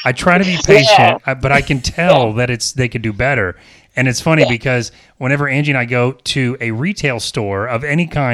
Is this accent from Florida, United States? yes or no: yes; Apopka, Florida, United States; I was born in Apopka in the Apopka Hospital, which I don't think they do anymore. I went to Apopka Elementary, Junior High, they used to call it, and high school.